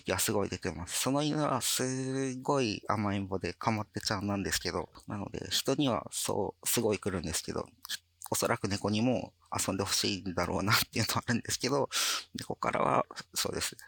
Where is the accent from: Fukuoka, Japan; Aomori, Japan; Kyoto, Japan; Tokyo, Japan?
Fukuoka, Japan; moved away as an adult; 地元に戻りたいっていう思いのもと、転職活動を始めて、この LINE 福岡に